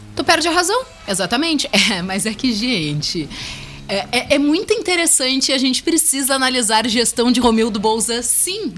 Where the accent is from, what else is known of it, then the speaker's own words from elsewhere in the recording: Brazil; eu também sou brasileira